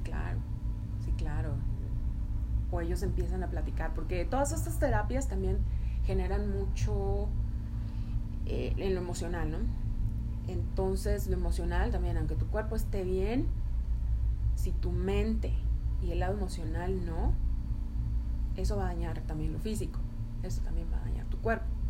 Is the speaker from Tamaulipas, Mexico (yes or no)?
yes; Tamaulipas, Mexico; moved away as an adult; also born or lived in Toluca, Mexico; now in United States; yo soy de Tamaulipas y me fui a vivir a Toluca